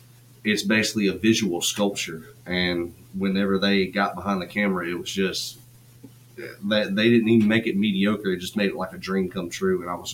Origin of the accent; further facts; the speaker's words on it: North Georgia, United States; moved away as an adult; now in South Georgia, United States; because I'm not originally from South Georgia. I'm from North Georgia.